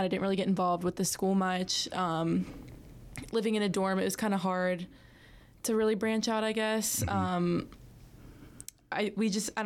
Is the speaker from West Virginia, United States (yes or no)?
yes; Follansbee, West Virginia, United States; I'm from Follinsby, West Virginia, which is a small town in the Northern Panhandle.